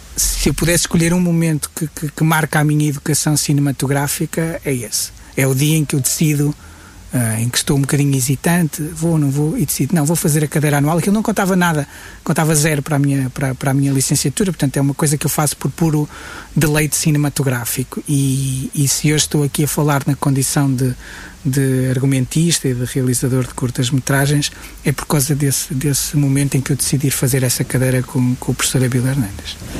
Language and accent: Portuguese; Guimarães, Braga, Portugal; also born or lived in Coimbra; Eu sou, sou, sou de Guimarães, uh, uh, nasci e vivo em Guimarães